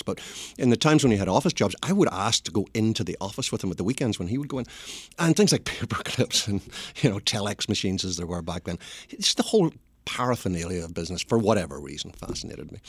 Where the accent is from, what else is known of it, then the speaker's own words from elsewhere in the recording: Belfast, Northern Ireland, United Kingdom; accent: Northern Irish; moved away as an adult; now in United States; I was born in Belfast, which is the messy bit of Ireland